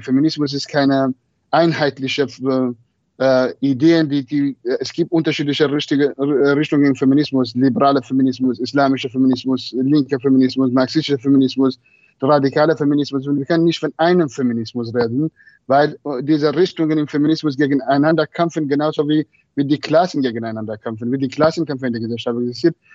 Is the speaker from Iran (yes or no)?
yes; Marivan, Kurdistan, Iran; German is a second language; moved away; meine Heimatstadt Merivan